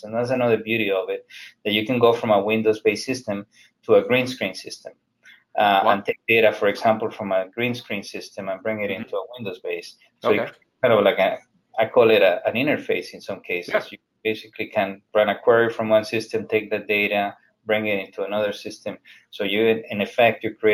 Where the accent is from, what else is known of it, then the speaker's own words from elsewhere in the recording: Colombia; now in Fort Lauderdale, United States; I'm from Colombia myself